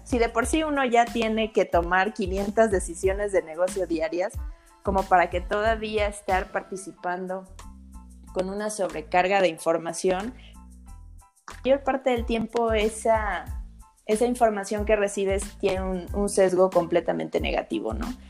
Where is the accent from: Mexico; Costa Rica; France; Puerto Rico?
Mexico; en mi país